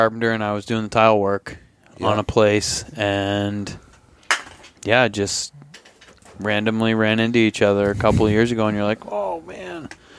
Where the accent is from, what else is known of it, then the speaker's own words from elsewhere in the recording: Vermont, United States; now in Fairbanks, United States; I'm from Vermont.